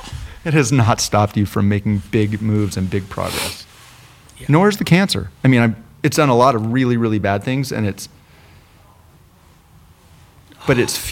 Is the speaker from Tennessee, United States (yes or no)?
no; Newport Beach, California, United States; born or raised there